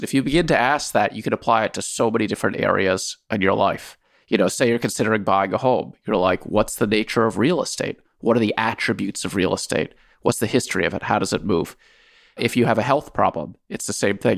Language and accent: English; Washington, District of Columbia, United States; moved away as an adult; also born or lived in Soviet Union; I grew up in Washington, D C.